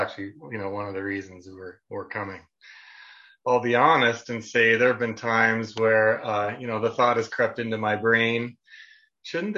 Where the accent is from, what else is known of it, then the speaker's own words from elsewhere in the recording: Niagara-on-the-Lake, Ontario, Canada; I grew up in the Mennonite Brethren tradition in Niagara-on-the-Lake, Ontario, Canada